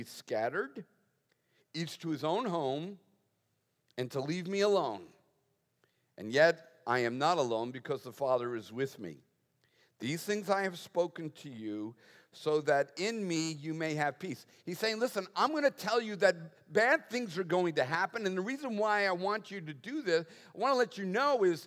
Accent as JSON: {"language": "English", "town": "Boston", "region": "Massachusetts", "country": "United States", "tie": "born or raised there", "moved": "yes", "said": "I was raised in the Northeast"}